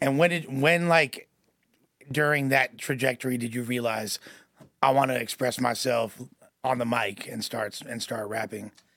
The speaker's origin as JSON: {"language": "English", "town": "Los Angeles", "region": "California", "country": "United States", "tie": "born or raised there", "said": "growing up in L A, and the, like, I'm from West L"}